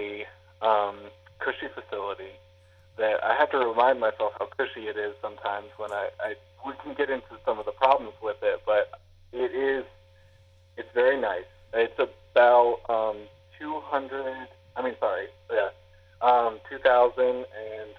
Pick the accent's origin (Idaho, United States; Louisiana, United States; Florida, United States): Louisiana, United States; moved away; also born or lived in Edinburgh, United Kingdom; I am actually originally from Louisiana